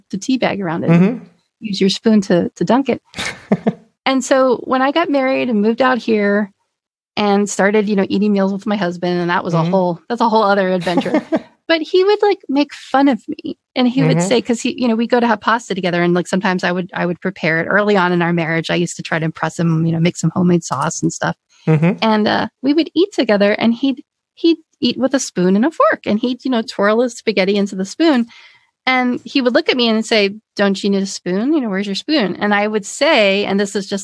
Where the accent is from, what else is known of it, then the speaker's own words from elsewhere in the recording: Pennsylvania, United States; moved away as an adult; I'm from Pennsylvania. I'm from back east